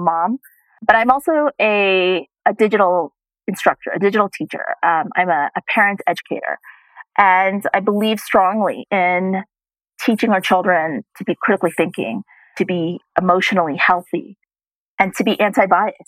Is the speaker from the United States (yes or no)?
yes; United States; moved away; I was born and raised in the United States